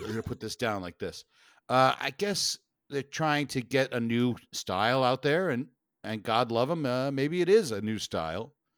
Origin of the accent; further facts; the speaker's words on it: New York, United States; Being a New Yorker